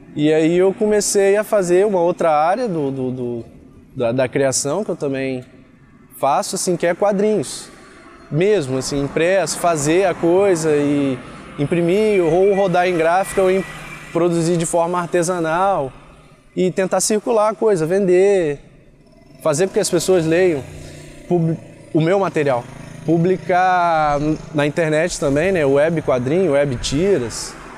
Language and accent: Portuguese; Cachoeiro de Itapemirim, Espírito Santo, Brazil; moved away as an adult; now in Campos dos Goytacazes, Brazil; eu comecei em Cachoeiro de Itapimirim, Espírito Santo, que é a minha cidade natal